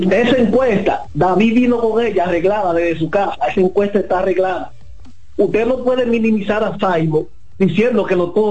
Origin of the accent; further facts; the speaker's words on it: Santiago, Dominican Republic; yo soy de Santiago y, yo soy aguilucho